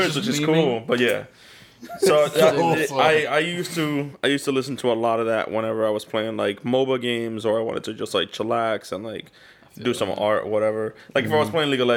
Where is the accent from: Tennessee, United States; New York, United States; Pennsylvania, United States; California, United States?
New York, United States; I'm from New York